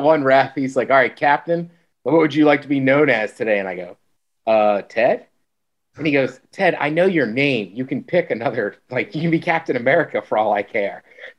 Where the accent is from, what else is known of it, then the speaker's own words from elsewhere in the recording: College Park, Maryland, United States; technically I'm from College Park, not Baltimore.